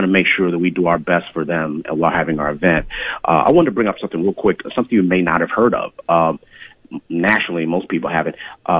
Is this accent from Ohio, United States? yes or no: yes; Cleveland, Ohio, United States; also born or lived in Chicago; And I grew up in Cleveland and Chicago.